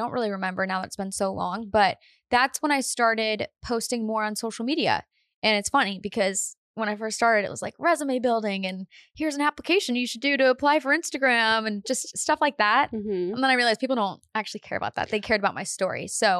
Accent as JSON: {"language": "English", "town": "Painesville", "region": "Ohio", "country": "United States", "also_born_or_lived": "Austin, Texas", "moved": "as an adult", "said": "I'm from Painesville, Ohio."}